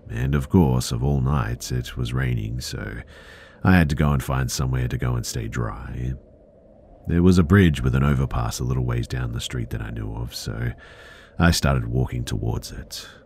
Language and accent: English; Providence, Rhode Island, United States; just a bit of quick backstory. I grew up in Providence, RI, and everyone who's lived